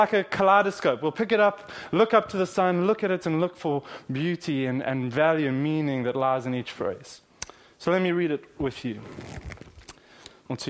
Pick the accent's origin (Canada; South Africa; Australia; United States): South Africa; now in Kingston, United Kingdom; in South Africa, I'm from South Africa, we call them fairy wheels